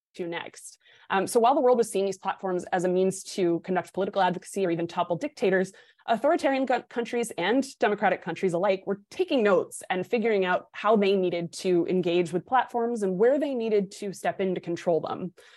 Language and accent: English; New Hampshire, United States; my home state of New Hampshire